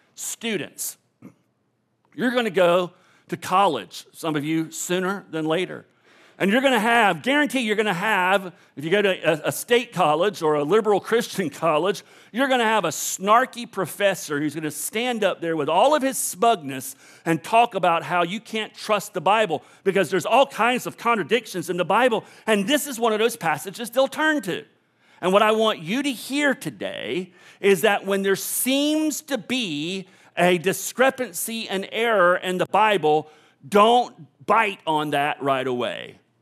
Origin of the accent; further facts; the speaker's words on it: the South, United States; I was raised in the South